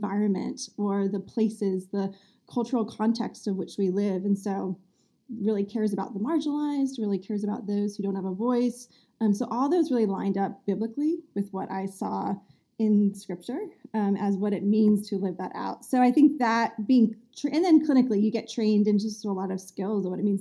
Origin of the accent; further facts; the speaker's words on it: New Jersey, United States; moved away as an adult; also born or lived in Massachusetts; now in north of Boston, United States; I grew up in New Jersey